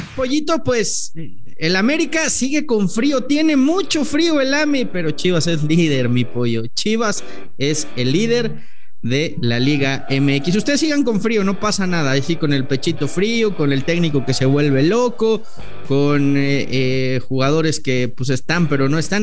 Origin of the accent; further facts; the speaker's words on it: Mexico; yo como tengo pasaporte español, güey, entonces ya dejé de ser mexicano, ya no soy mexicano.